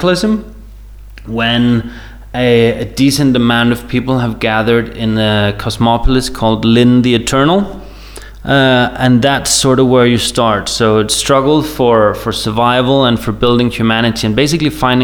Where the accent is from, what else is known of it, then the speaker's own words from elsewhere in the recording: Denmark; I'm from Denmark in Europe